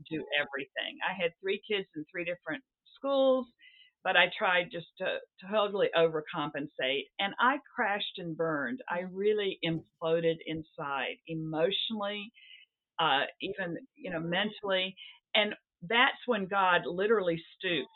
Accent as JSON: {"language": "English", "region": "the South", "country": "United States", "tie": "born or raised there", "also_born_or_lived": "Seattle", "moved": "yes", "lives_now": "New England, United States", "said": "it's not the Bible Belt where I grew up in the South"}